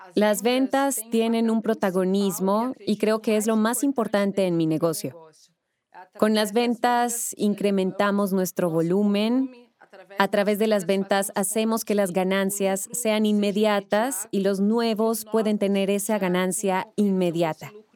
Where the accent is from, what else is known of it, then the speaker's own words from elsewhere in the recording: Brazil; soy de Brasil